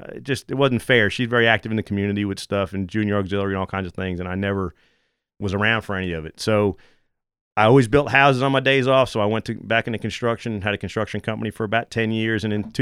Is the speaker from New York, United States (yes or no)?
yes; New York, United States; Long Island, where I grew up in New England. But I've been converted down here to a Saints fan.